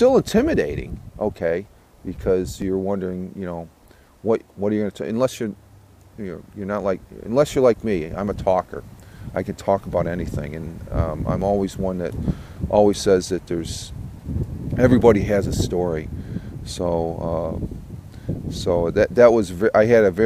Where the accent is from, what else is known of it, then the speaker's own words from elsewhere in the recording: Tioga County, upstate New York, United States; upstate here, where I grew up here in Tioga County